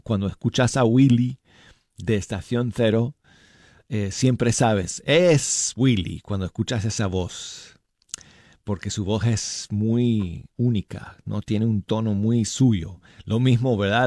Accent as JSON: {"language": "Spanish", "town": "Denver", "region": "Colorado", "country": "United States", "tie": "born or raised there", "moved": "yes", "lives_now": "Birmingham, United States", "said": "mi ciudad natal, de Denver, Colorado"}